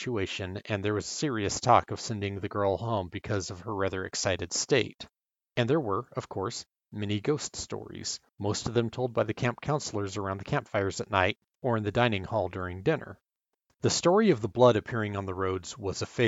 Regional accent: California, United States; Growing up in California

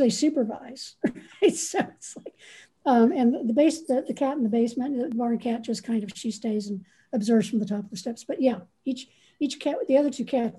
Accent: Ohio, United States; I'm from Ohio. So we were raised in different temperate zones

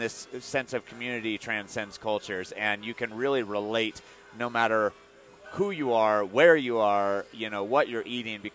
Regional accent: Iowa, United States; now in Colorado, United States; I'm from Iowa

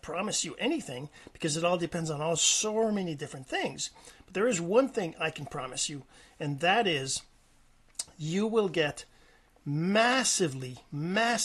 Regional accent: Canada; I'm Canadian

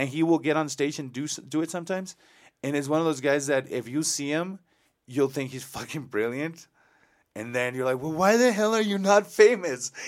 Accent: Mexico; now in El Paso, United States; I lived in Mexico, I was born in Mexico

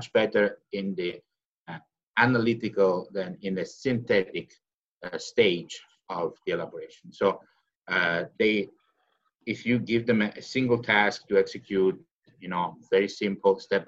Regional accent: Catanzaro, Calabria, Italy; my hometown, Catanzaro

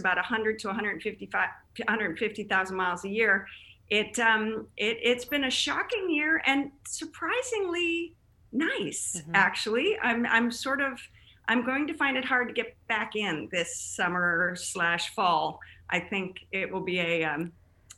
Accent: Chicago, Illinois, United States; moved away as an adult; also born or lived in Denver, Colorado / Boston / St. Louis; now in California, United States; Originally from Chicago. I grew up in the Chicago area.

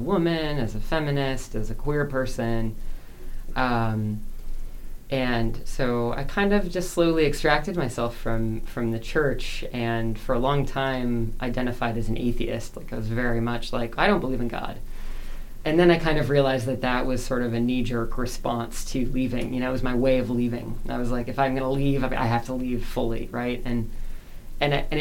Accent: Wisconsin, United States; also born or lived in Brooklyn, New York; now in Columbus, United States; my parents found themselves in Wisconsin, which is not a particularly Catholic place. And they baptized me Catholic

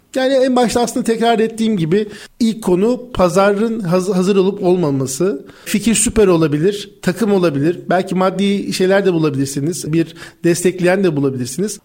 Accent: Ankara, Turkey; 1986 Ankara doğumluyum.

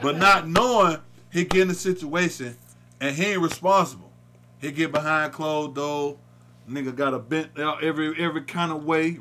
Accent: the South, United States; we're from the South

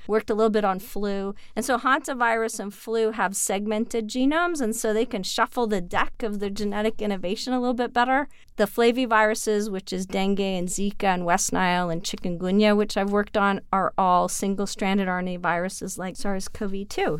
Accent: Canada; I'm Canadian

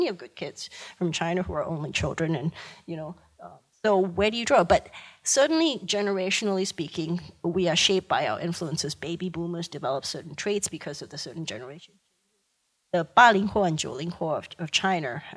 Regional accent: Malaysia; I grew up in Malaysia, and right next door to me is Singapore.

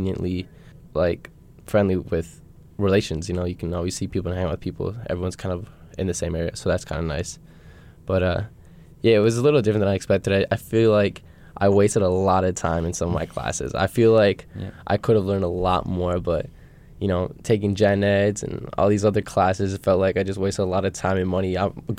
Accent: Minneapolis, Minnesota, United States; moved away as an adult; now in Superior, United States; I am from Minneapolis, Minnesota. So just 2.5 hours south from here, Spear. I came here to play soccer and study, get my education.

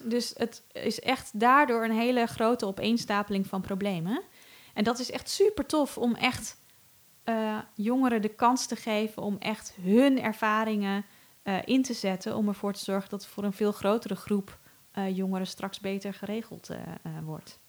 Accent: Netherlands; als Nederlander slash rijke westerling

